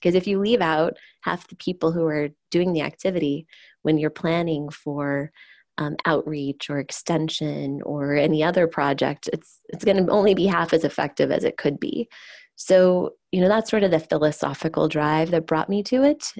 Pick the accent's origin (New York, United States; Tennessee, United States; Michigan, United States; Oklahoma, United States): Oklahoma, United States; growing up in Oklahoma, which is an agricultural state